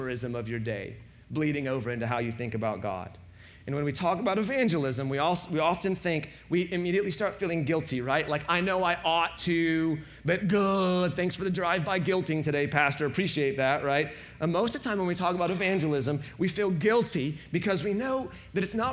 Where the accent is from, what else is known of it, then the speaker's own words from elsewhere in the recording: the Bible Belt, United States; growing up in the Bible Belt